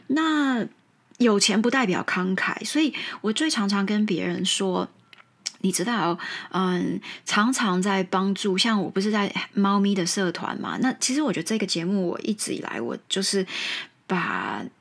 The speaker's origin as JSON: {"language": "Chinese", "country": "Taiwan", "first_language": "Mandarin", "said": "但是我可能真的在中英文。台语都是我的母语"}